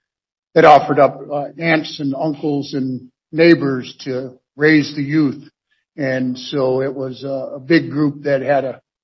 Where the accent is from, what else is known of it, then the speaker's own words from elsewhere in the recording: Southeast Alaska, United States; I come from one of the old logging families, one of the last independent loggers in Southeast Alaska.